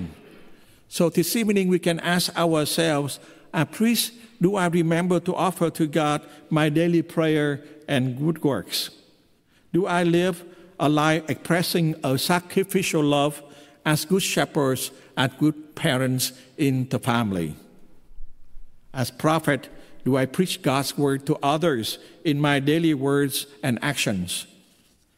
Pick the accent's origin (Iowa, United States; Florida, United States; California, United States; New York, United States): California, United States; Orange County; accent: Vietnamese and Californian; also born or lived in Vietnam; I was born in Vietnam and grew up in Orange County. So you will listen to me preaching in English mixed with perfect Vietnamese and Californian accent.